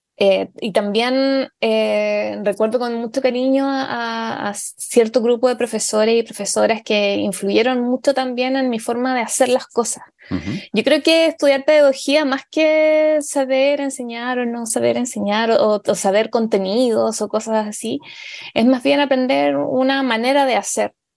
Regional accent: Tomé, Biobío, Chile; yo soy de Tomé, que eso es muy importante para mí, siempre eh, lo digo, eh, porque para mí es fundamental saber y que, que se sepa que, que, he sido criada en provincia

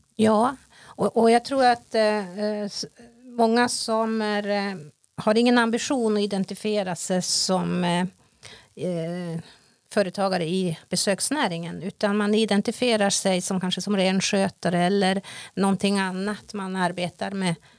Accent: Jingevaerie sameby, Jämtland, Sweden; jag är från Gingeberga sameby, renskötare

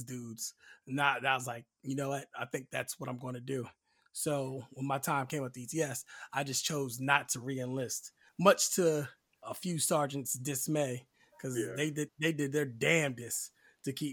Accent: Delaware, United States; Then I switched to like a chemical unit in Delaware, my home state.

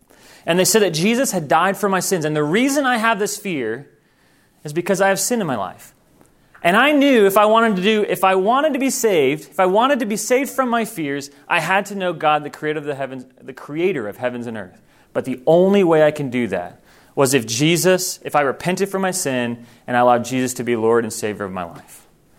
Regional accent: Thailand; I grew up in Thailand. And I grew up in a place that's very well known for spiritual presence, for witch doctors.

